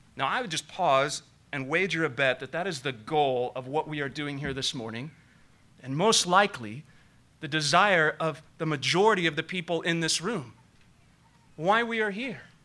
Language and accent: English; Nevada County, California, United States; Growing up in Nevada County